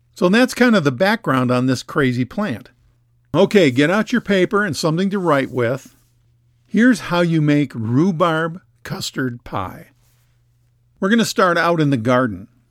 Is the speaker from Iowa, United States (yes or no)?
no; Minnesota, United States; Growing up in Minnesota, almost every house had a rhubarb patch in the backyard